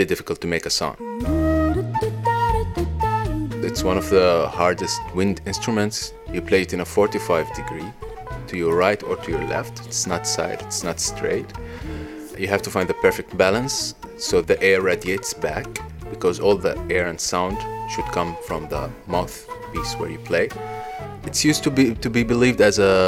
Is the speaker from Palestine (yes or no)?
yes; Bethlehem, West Bank, Palestine; in Palestine, my hometown, Bethlehem